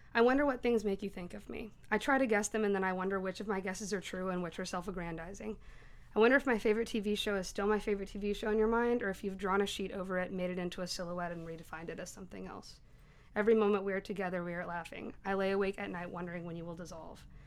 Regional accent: Knoxville, Tennessee, United States; I'm from Knoxville

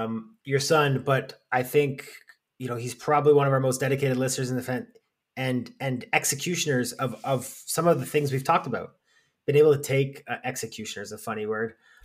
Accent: London, Ontario, Canada; born there; I was born in London, definitely not raised there.

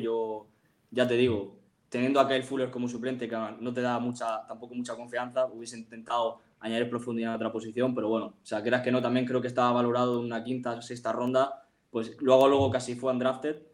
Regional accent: Murcia, Region of Murcia, Spain; yo soy de Murcia

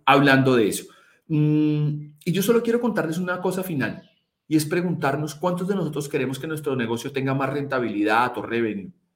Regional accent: Colombia; donde yo nací, que, que es en Colombia

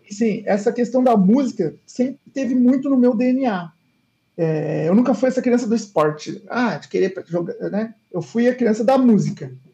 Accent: São José dos Campos, São Paulo, Brazil; also born or lived in England; eu nasci em São Paulo, é, uhum. ali é, é até os quatro anos de idade, depois eu fui para São José dos Campos e fiquei boa parte da minha vida lá.

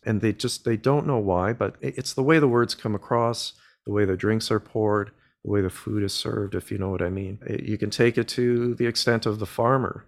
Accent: Canada; I'm a Canadian boy, born and raised

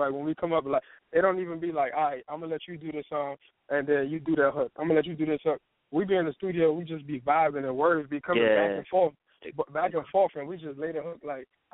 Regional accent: Miami, Florida, United States; now in Virginia, United States; I'm originally from Miami

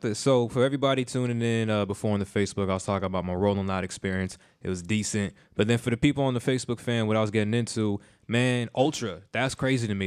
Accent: Davie, Florida, United States; I'm right from Davey, actually, Davey Plantation

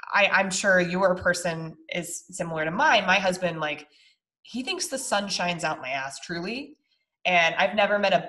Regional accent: Colorado, United States; we're from Colorado

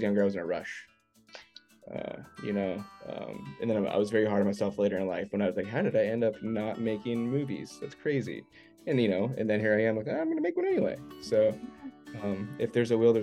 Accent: Arizona, United States; also born or lived in Los Angeles / Virginia; now in outside Washington DC, United States; I grew up in Arizona

